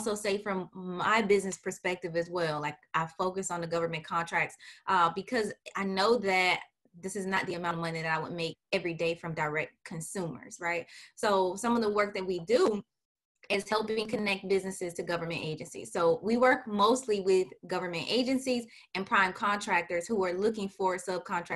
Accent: St. Petersburg, Florida, United States; I am originally from St. Petersburg, Florida. I am a Florida native.

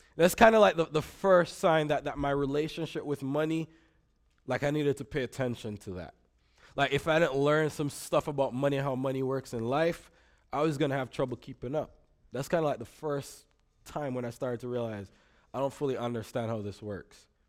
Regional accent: Jamaica; now in Grand Rapids, United States; I grew up in Jamaica. Um, if you hear an accent, that's what's going on

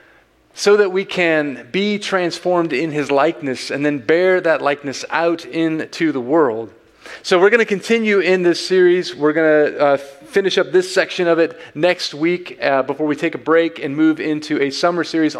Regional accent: Bakersfield, California, United States; moved away; I come from Bakersfield

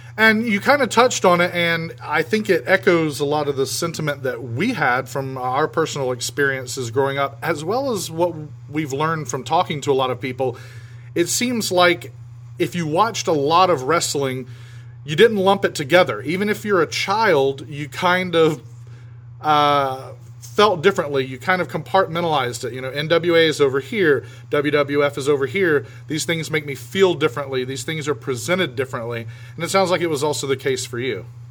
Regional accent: South Georgia, United States; growing up in South Georgia

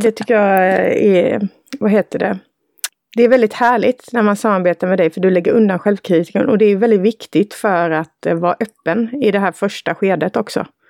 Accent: Villshärad, Halland County, Sweden; Villsärad, där jag är uppvuxen

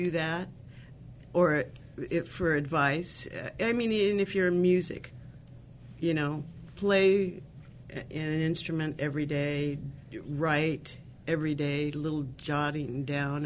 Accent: United States; even though I'm of Japanese ancestry, I am so American

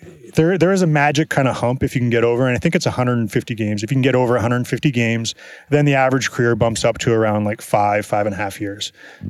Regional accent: Edmonton, Alberta, Canada; moved away as an adult; also born or lived in Boston; I live in Edmonton. I grew up in Edmonton.

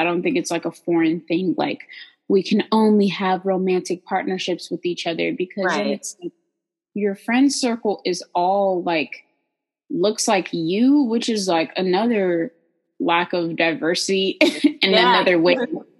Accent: Texas, United States; I'm from Texan.

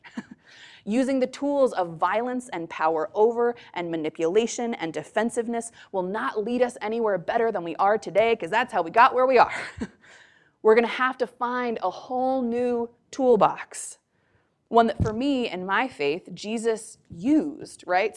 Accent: United States; I'm a white person, I grew up in America

